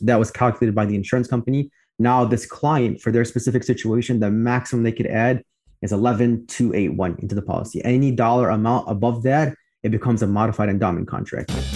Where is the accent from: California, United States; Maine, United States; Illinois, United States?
Illinois, United States; Chicago; I'm from Chicago as well, like you. I grew up on the southwest in the southwest suburbs of Chicago, and now I live on the north side